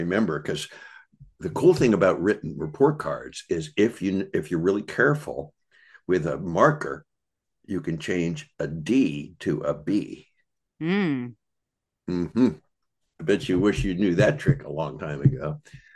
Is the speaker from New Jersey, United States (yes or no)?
no; Bucks County, Pennsylvania, United States; I grew up in Bucks County, Pennsylvania, which is a nice place